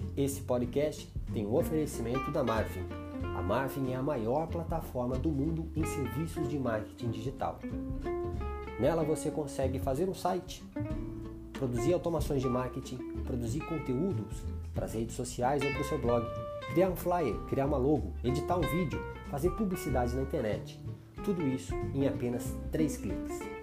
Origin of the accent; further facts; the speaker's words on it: Curitiba, Paraná, Brazil; aqui na minha cidade natal